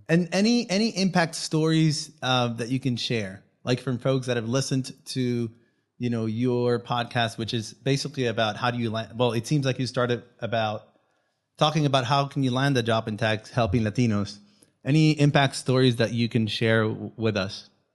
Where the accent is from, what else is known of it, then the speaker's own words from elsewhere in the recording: Venezuela; first language Spanish; English is a second language; moved away; I, I am Venezuelan. My first language is Spanish